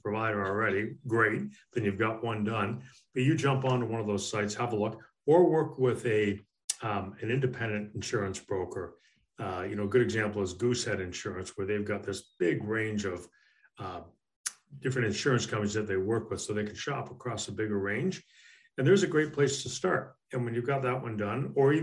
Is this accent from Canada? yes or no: yes; Canada; moved away as an adult; now in United States; In my native Canada